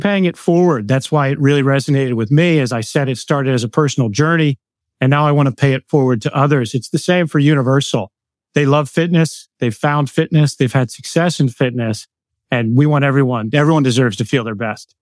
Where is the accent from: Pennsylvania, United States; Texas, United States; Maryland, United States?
Pennsylvania, United States; Pittsburgh; now in Lancaster, United States; grew up in Pittsburgh, Pennsylvania